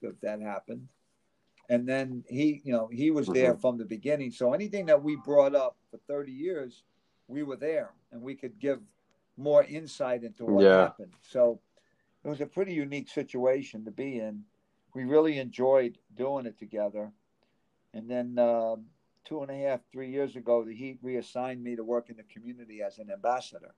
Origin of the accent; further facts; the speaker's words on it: New York, United States; now in Miami, United States; a lot of transplanted Northeasterners, as myself. I'm originally from New York